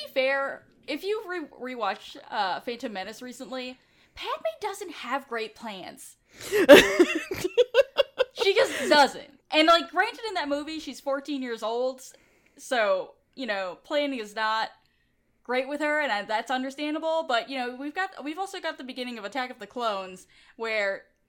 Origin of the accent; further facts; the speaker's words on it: New York, United States; I grew up with in New York, obviously, with a bunch of people who didn't have like, you know, white bread names.